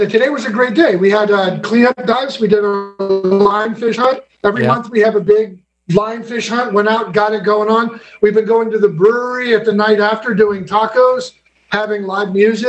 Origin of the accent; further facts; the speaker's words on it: Monterey, California, United States; moved away as an adult; now in Grenada; Monterey, California.